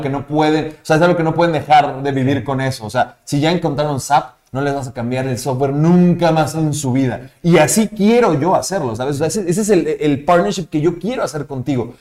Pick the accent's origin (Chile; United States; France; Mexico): Mexico; los mexicanos somos muy buenos